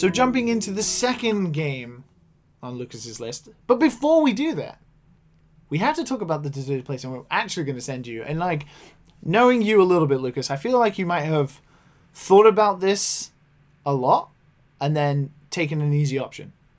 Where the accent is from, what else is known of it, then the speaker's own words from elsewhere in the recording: Wales, United Kingdom; accent: Welsh; now in Japan; I mentioned that I'd grown up in Wales